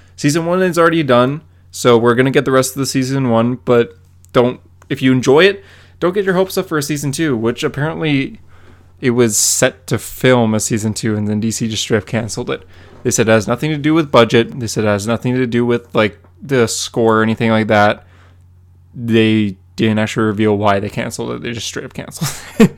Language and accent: English; Calgary, Alberta, Canada; born or raised there